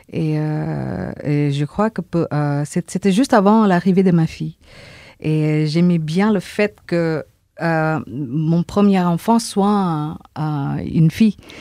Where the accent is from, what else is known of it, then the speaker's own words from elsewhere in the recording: Indonesia; now in France; chez nous, en Indonésie